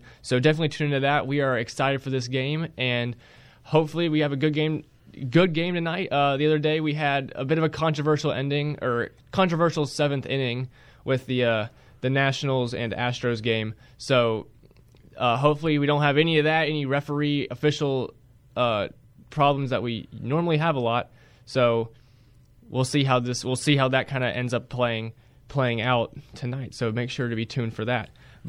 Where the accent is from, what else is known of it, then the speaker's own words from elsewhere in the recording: Rock Hill, South Carolina, United States; I am from Rock Hill.